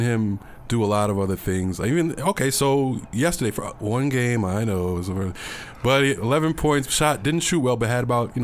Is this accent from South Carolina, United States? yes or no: no; New York City, New York, United States; I'm born and raised in Brooklyn